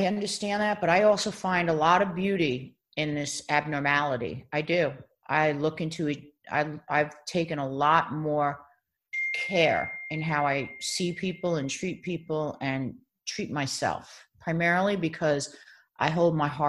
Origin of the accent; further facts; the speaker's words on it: Baldwin, New York, United States; moved away as an adult; also born or lived in The Bronx; now in Los Angeles, United States; I grew up in Baldwin, Long Island. Yeah. But I mean, I was born in New York City Hospital.